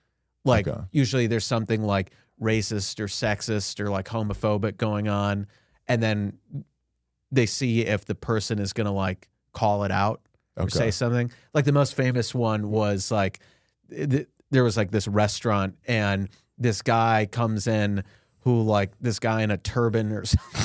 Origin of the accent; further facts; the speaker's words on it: Midwest, United States; moved away; The king's back to my shitty Midwestern hometown.